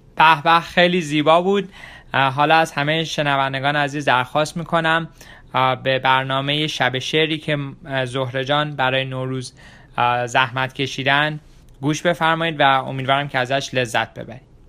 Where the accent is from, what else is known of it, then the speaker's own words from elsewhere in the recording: Iran; now in Washington DC area, United States; خیلی از ما ایرانی ها که خارج از ایران هستیم